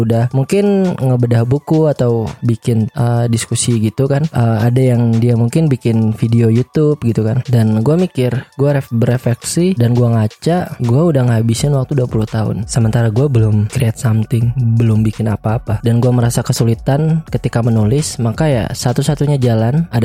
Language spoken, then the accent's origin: Indonesian; Banjarbaru, South Kalimantan, Indonesia; now in Bandung, Indonesia; gue bukan orang Bandung asli. gue orang Banjarmasin, lebih tepatnya di Banjarbaru sebenarnya, provinsi Kalimantan Selatan. Gue berarti orang Banjar, suku gue suku Banjar.